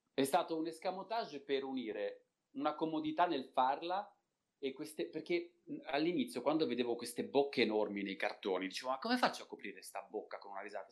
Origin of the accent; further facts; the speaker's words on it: Turin, Piedmont, Italy; io sono di Torino di nascita